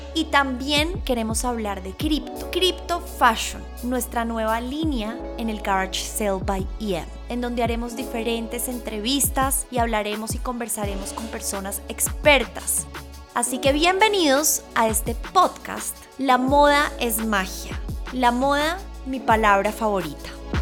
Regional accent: Bogotá, Colombia; also born or lived in Shanghai / Paris; Nací en Bogotá y estudié en un colegio alemán

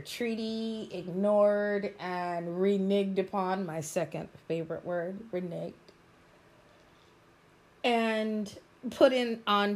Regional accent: United States; I'm an American. I am an American of African descent, but I am an American, true and blue

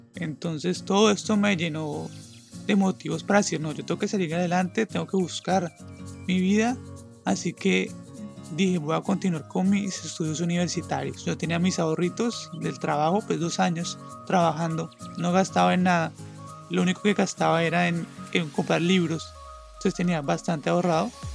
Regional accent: Colombia; also born or lived in Acacías, Meta; soy de Colombia

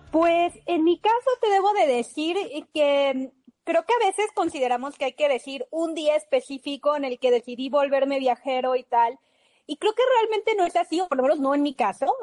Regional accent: Mexico; somos mexicanos

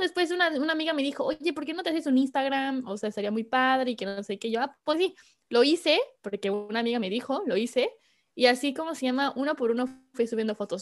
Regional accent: Córdoba, Veracruz, Mexico; moved away as an adult; now in Paris, France; soy de México, de Córdoba, Veracruz para ser exacto

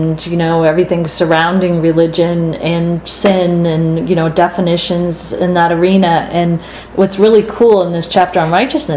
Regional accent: Boston, Massachusetts, United States; we're from Boston.

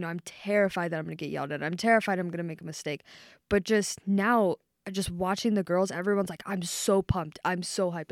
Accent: Maryland, United States; moved away as an adult; now in Ohio, United States; I'm from Maryland.

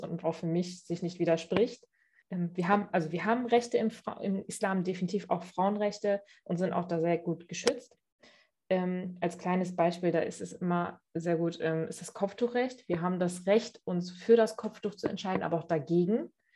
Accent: Cologne, North Rhine-Westphalia, Germany; bin in Köln geboren und aufgewachsen, habe einen türkisch-islamischen Hintergrund

